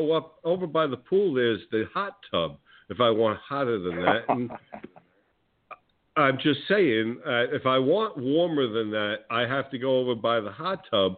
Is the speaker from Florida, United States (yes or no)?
no; New Jersey, United States; moved away; I'm originally from New Jersey